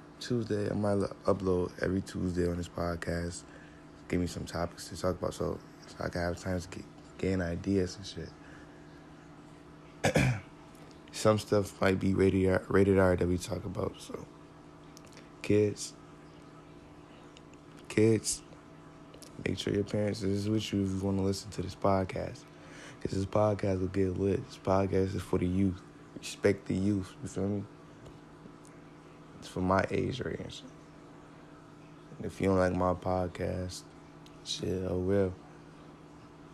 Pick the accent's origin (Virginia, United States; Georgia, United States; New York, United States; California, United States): New York, United States; I'm from New York. 716, just to be exact.